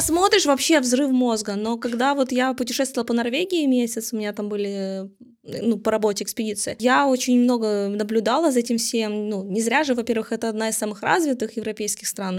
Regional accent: Ukraine; мы из Украины

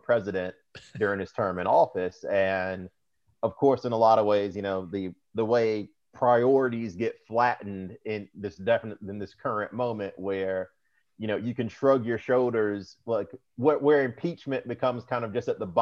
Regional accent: Montgomery, Alabama, United States; now in Florence, United States; I grew up in Montgomery, Alabama

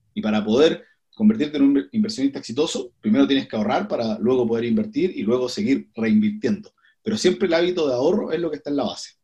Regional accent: Coquimbo, Chile; now in Santiago, Chile; soy de Coquimbo. Me vine el año 2005 a, a Santiago

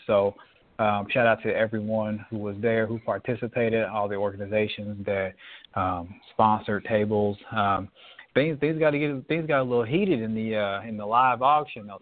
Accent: United States; as an American citizen

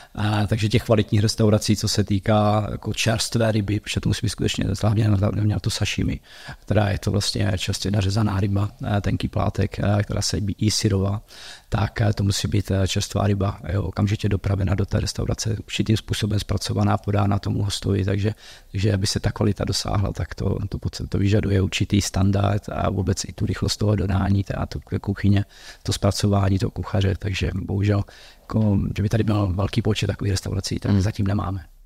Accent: Uherské Hradiště, South Moravia, Zlín Region, Czechia; also born or lived in Prague / United States; now in Olomouc, Czech Republic; já jsem původně z Horského radiště z Jižní Moravy

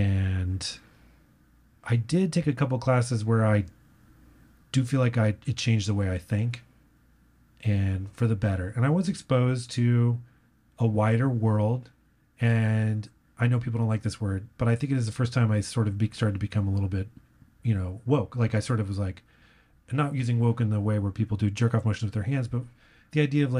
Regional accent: San Antonio, Texas, United States; I grew up in San Antonio, or we moved around a lot, but I went to high school in San Antonio.

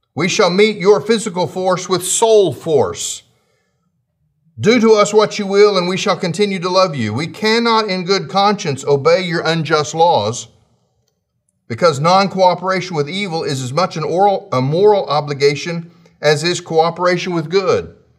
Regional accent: United States; as American citizens

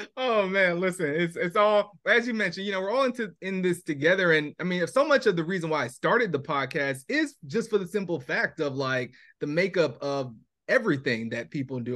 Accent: Irvington, New Jersey, United States; moved away; also born or lived in Queens, New York; we lived there for seven years, but then we moved to Irvington, New Jersey

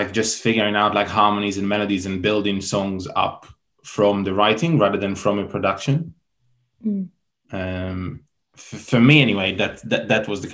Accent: Tel Aviv, Tel Aviv District, Israel; moved away as an adult; now in London, United Kingdom; I grew up in Tel Aviv and moved to London to study in Goldsmiths.

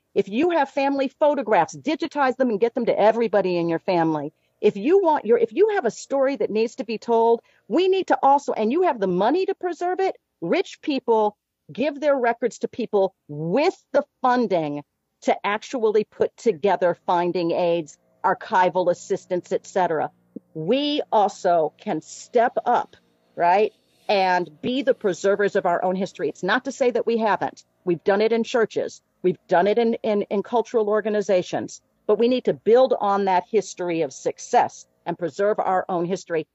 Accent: Chicago, Illinois, United States; we're both from Chicago

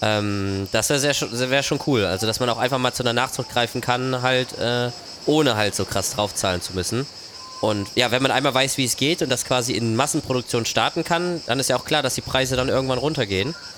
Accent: Germany; Wir als Deutsche

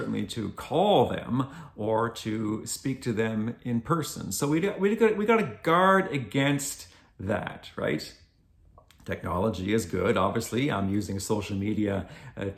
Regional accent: Glengarry County, Ontario, Canada; I come from Glengarry County, which is the far eastern end of the province of Ontario.

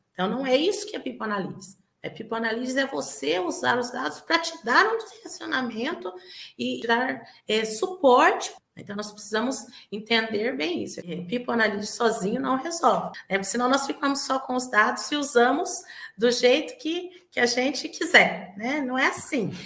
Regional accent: Bauru, São Paulo, Brazil; eu sou aqui de Bauru, São Paulo, né, vizinho aqui da cidade de Marília

